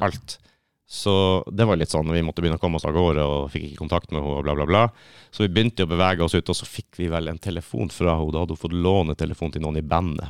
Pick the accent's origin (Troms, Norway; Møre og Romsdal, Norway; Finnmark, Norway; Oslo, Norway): Finnmark, Norway; Kistrand; moved away; Egentlig så er jeg fra en plass som heter Kistrand.